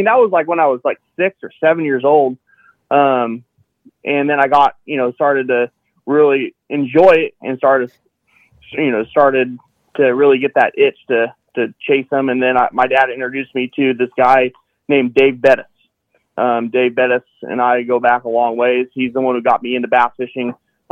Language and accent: English; Citrus Heights, California, United States; also born or lived in Roseville, California; Citrus Heights, Warrenville, Roseville, kind of home area